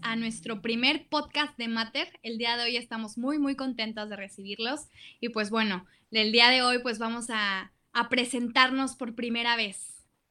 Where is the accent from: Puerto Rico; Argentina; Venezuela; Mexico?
Mexico; Monterrey, Nuevo León; soy aquí igual de Monterrey